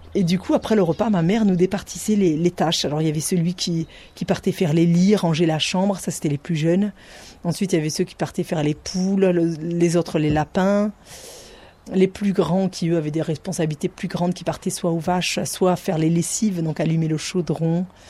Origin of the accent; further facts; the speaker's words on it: Ariège, Occitania, France; j'ai grandi à Figuette